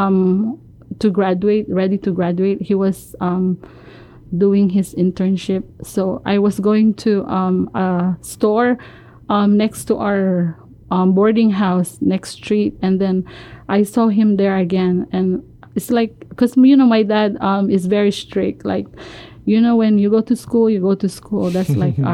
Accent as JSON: {"language": "English", "country": "Philippines", "tie": "born or raised there", "moved": "as an adult", "lives_now": "Guam", "said": "I was born and raised in the Philippines"}